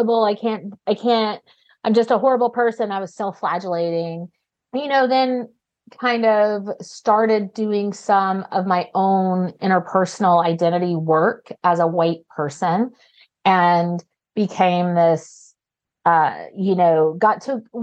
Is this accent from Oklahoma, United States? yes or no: yes; Oklahoma, United States; moved away as an adult; also born or lived in Arkansas / Chicagoland, Illinois; I was born and raised in Oklahoma